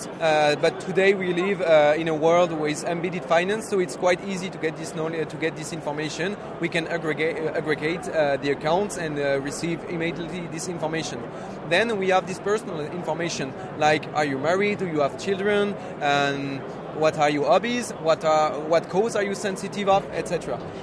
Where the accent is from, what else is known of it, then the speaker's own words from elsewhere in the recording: France; English is a second language; we are from Europe, we are from France